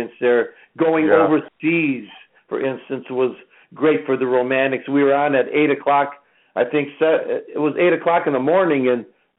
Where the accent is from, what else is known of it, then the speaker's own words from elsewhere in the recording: Detroit, Michigan, United States; growing up in Detroit